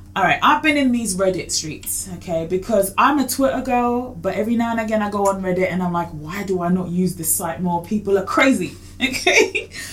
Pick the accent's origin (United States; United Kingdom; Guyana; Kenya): Kenya; I'm Kenyan